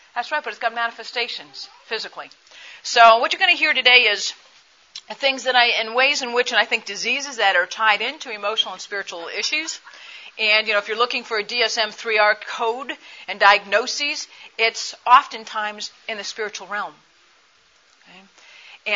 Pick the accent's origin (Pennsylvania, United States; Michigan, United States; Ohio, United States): Michigan, United States; I'm from Michigan